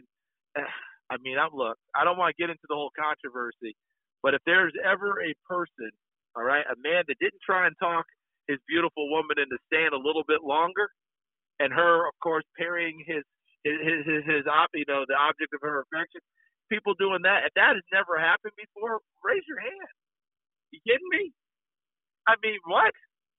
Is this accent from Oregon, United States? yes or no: no; New York, United States; also born or lived in Tennessee; now in Orlando, United States; I grew up as a Northeasterner, even though I was born in Tennessee. I grew up in the state of New York